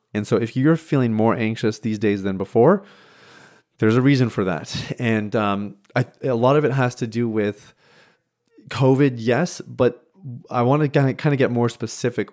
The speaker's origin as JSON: {"language": "English", "region": "Saskatchewan", "country": "Canada", "tie": "born or raised there", "moved": "yes", "said": "I was born and raised in Saskatchewan, which is the central part of Canada."}